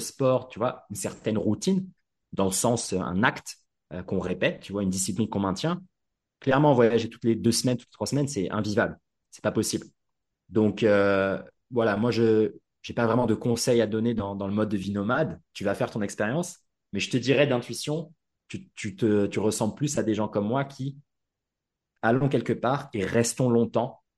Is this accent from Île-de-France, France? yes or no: yes; Paris, Île-de-France, France; moved away as an adult; also born or lived in Tokyo, Japan; j'ai grandi à Paris